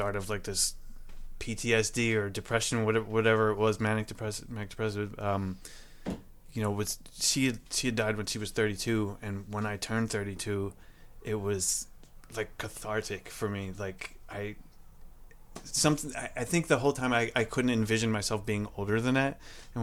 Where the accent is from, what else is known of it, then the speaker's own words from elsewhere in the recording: Camden, New Jersey, United States; I was born in Camden, New Jersey, at a hospital there